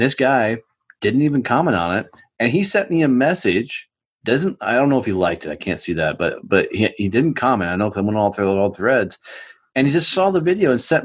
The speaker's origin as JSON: {"language": "English", "country": "United States", "said": "I'm American"}